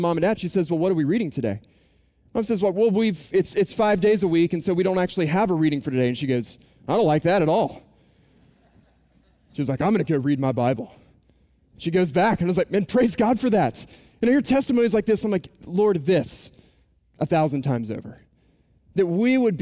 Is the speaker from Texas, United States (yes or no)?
no; Boone, North Carolina, United States; moved away; I was growing up in Boone, North Carolina is where I'm from